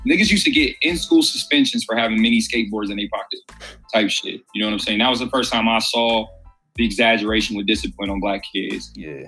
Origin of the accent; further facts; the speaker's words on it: Columbus, Ohio, United States; also born or lived in Cleveland; born and raised in Columbus